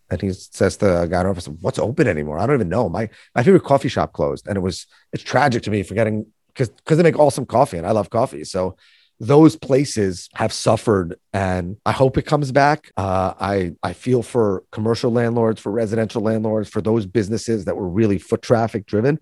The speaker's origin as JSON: {"language": "English", "region": "New York", "country": "United States", "tie": "born or raised there", "said": "born and raised in New York. That'll probably come out in this podcast 'cause I can't really hide it"}